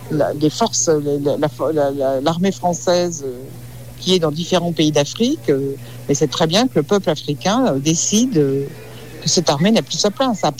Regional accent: France; Nou, en tant que Français, euh, on n'a plus notre mot à dire.

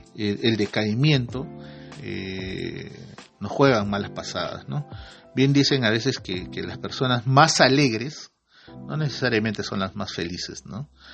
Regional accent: Peru; nosotros como, peruanos

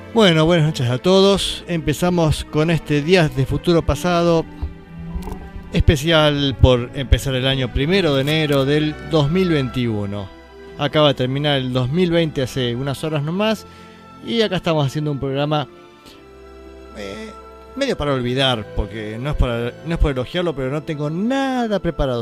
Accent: Valle Hermoso, Córdoba, Argentina; acá en Valle Hermoso, en mi pueblo

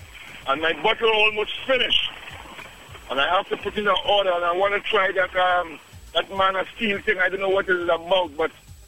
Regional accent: Trinidad & Tobago; moved away; I'm from Trinidad, boss.

